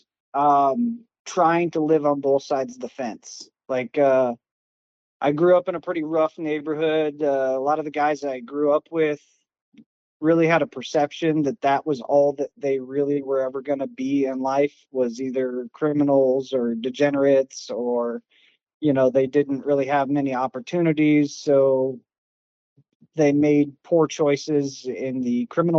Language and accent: English; Alaska, United States; moved away as an adult; also born or lived in Florida / South Carolina; now in Columbia, South Carolina, United States; Originally from Alaska, born and raised